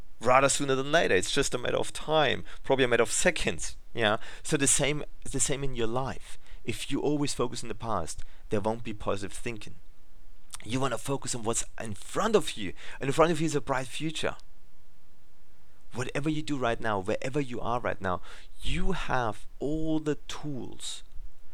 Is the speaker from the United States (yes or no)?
no; Germany; English is a second language; now in Australia; English is my second language, as I'm originally from Germany